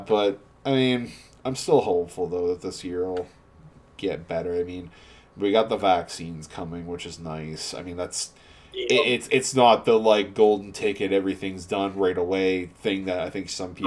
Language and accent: English; Canada; we're not even in America, we're all Canadian